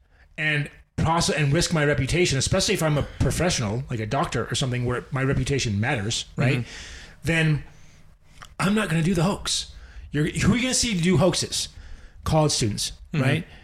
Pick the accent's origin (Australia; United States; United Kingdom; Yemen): United States; As a fucking American